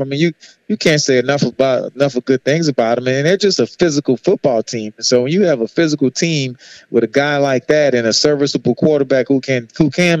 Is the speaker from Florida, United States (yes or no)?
no; New Orleans, Louisiana, United States; I grew up on the Bayou Classic growing up in New Orleans